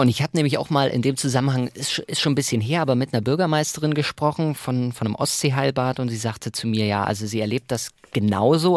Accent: Saxony, Germany; moved away; also born or lived in Mecklenburg-Vorpommern; ich komme ja ursprünglich aus Sachsen

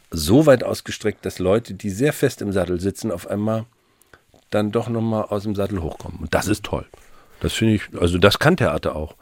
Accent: Mecklenburg-Vorpommern, Germany; now in Hamburg, Germany

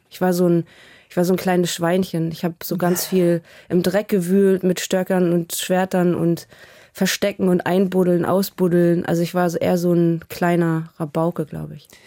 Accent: Hamburg, Germany; Äh, ich bin wahnsinnig nostalgisch und immer wenn ich da bin, fange ich fast an zu heulen.

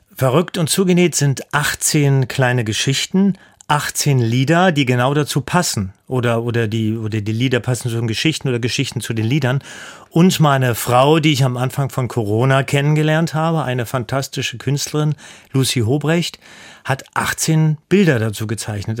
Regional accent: Hesse, Germany; moved away as an adult; now in Hanover, Germany; Ich lebe im Exil in, in Hannover, ich komme aber aus Hessen

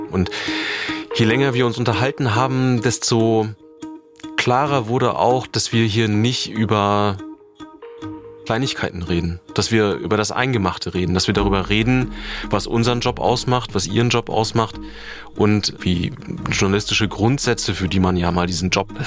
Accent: Germany; Ich bin in der DDR aufgewachsen, deshalb ist das ein Thema, was mich wirklich persönlich beeindruckt.

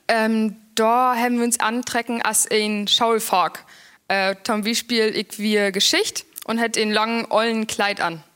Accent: Mecklenburg-Vorpommern, Germany; Mecklenburg ist meine Heimat

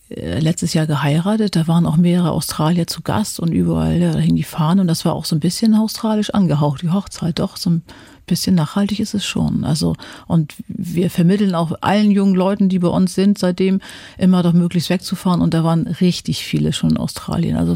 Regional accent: Germany; Da hatte ich immer so als Deutsche, na, wenn das jetzt nicht mal irgendwie ein Hintergrund ist

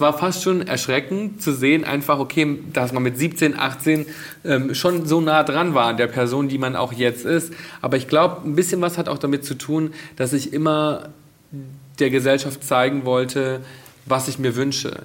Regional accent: Bad Reichenhall, Bavaria, Germany; now in Berlin, Germany; meine Jugend in Bad Reichenhall zu Hause

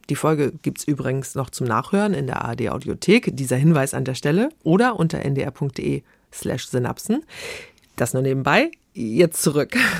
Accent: Neustadt in Holstein, Schleswig-Holstein, Germany; ich komme aus Schleswig-Holstein, mhm. ganz konkret Neustadt in Holstein

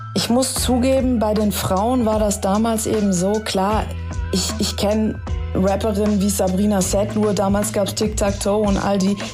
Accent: Stuttgart, Baden-Württemberg, Germany; also born or lived in Tehran, Iran / Los Angeles; Ich bin übrigens in Teheran geboren, ich bin mit drei Jahren dann nach Stuttgart gekommen.

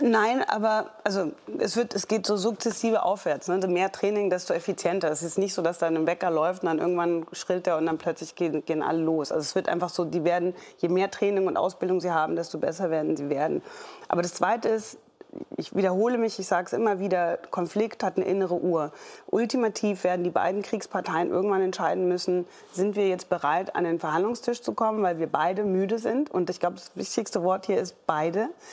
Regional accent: Germany; wir als Deutsche

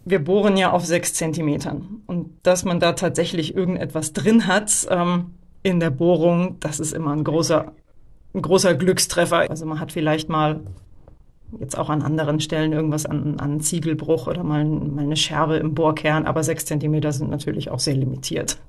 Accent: Northern Germany, Germany; moved away; ich komme eigentlich auch aus Norddeutschland

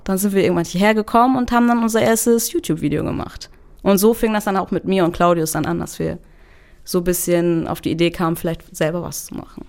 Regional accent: Germany; ich komme aus Deutschland, trage einen kurdischen Namen

